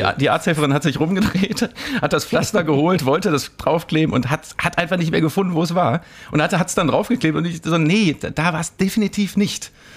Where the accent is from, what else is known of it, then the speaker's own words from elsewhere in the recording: Mülheim an der Ruhr, North Rhine-Westphalia, Germany; in meiner Heimatstadt